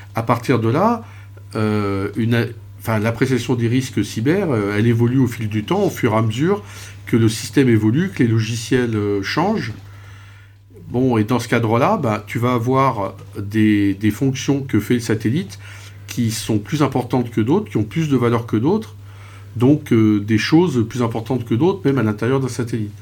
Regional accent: France; en tant que Français

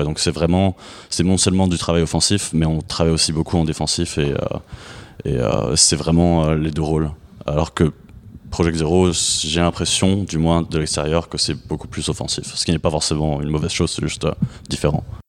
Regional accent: France; moved away as an adult; now in United States; je suis français et américain. Euh, j'ai vécu en France euh, presque toute ma vie, mais il y a quelques années, j'ai déménagé aux États-Unis

